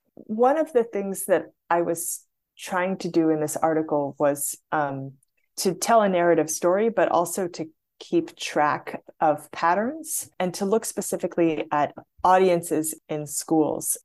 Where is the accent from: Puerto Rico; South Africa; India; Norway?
India; moved away; I was a little kid growing up in India and had the opportunity to experience this system when I was in kindergarten.